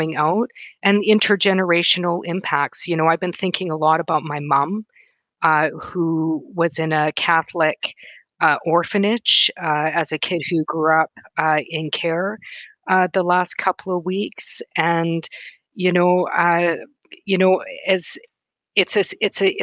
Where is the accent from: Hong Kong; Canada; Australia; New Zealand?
Canada; Wood Mountain Lakota Nation, Saskatchewan; also born or lived in Thompson, Manitoba; now in Winnipeg, Canada; I'm from Wood Mountain Lakota Nation in Treaty Four Territory, Saskatchewan.